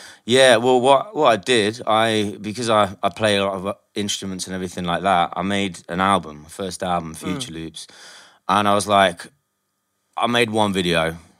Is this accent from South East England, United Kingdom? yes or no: no; Nottingham, East Midlands, United Kingdom; now in London, United Kingdom; I'm from Nottingham